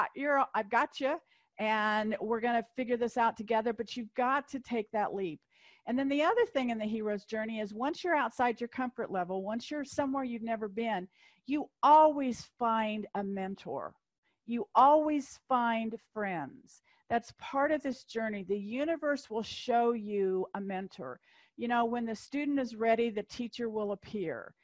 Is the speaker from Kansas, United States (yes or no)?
yes; Kansas, United States; I'm from Kansas